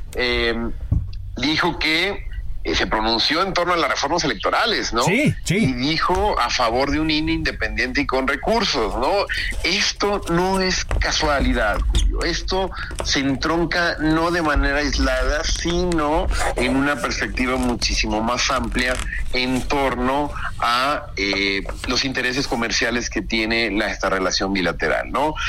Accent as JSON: {"language": "Spanish", "country": "Mexico", "said": "como mexicano"}